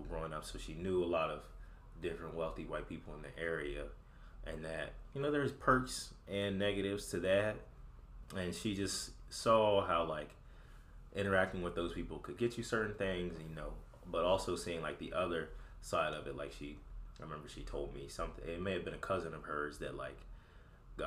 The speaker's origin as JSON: {"language": "English", "region": "Eastern Shore of Maryland", "country": "United States", "tie": "born or raised there", "also_born_or_lived": "Washington, D.C.", "moved": "as an adult", "said": "where I grew up at on the Eastern Shore of Maryland"}